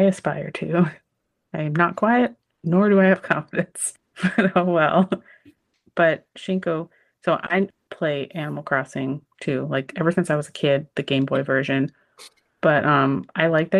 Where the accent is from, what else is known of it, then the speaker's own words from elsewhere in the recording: California, United States; I'm a Californian